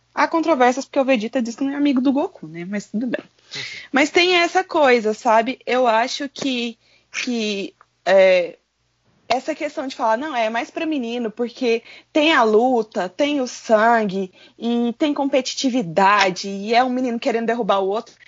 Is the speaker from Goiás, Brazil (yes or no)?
yes; Goiânia, Goiás, Brazil; eu sou da capital de Goiás, eu sou de Goiânia, só que eu moro na região periférica